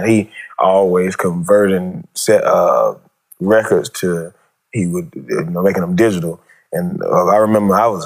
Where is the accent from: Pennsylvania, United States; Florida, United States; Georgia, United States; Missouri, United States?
Georgia, United States; Greenville; born or raised there; also born or lived in LaGrange, Georgia